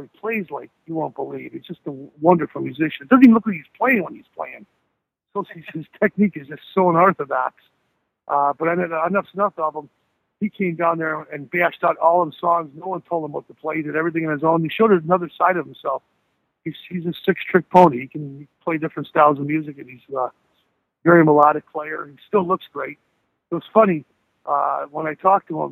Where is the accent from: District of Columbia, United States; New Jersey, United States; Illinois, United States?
Illinois, United States; Blue Island; it's my hometown right now. It's where I'm staying, as a matter of fact, now. I'm from the south side of Chicago, Beverly, Blue Island, Cal Park, that whole south side area